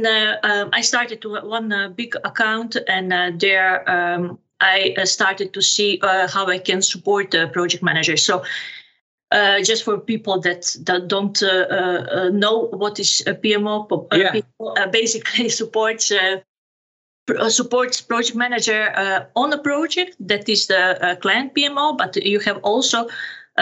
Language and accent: English; Serbia; moved away as an adult; now in Amersfoort, Netherlands; born and raised in Serbia, graduated in economics, also in Serbia